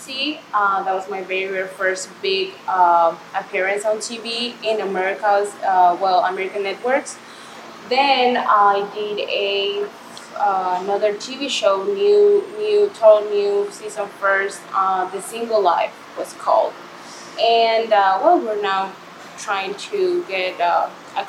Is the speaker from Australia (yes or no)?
no; Mexico; moved away as an adult; also born or lived in Chicago, United States; now in Miami, United States; So I am originally from Mexico. I moved to the United States four years ago